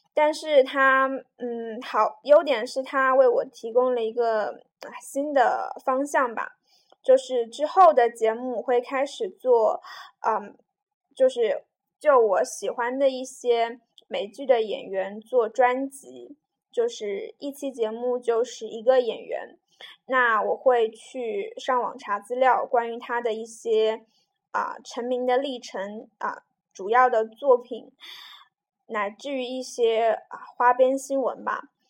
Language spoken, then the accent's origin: Chinese; Jiujiang, Jiangxi, China; also born or lived in Nanchang; 我家乡是九江嘛，那一个很小的城市